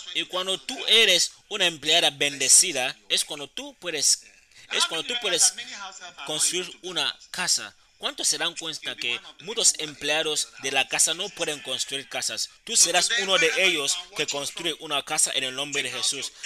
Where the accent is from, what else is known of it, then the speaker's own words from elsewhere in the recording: Accra, Greater Accra, Ghana; yo crecí en Accra y empecé a predicar